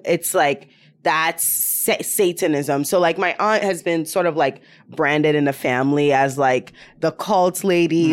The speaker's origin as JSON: {"language": "English", "region": "Ashanti", "country": "Ghana", "tie": "born or raised there", "moved": "yes", "lives_now": "United States", "said": "I'm from Ghana"}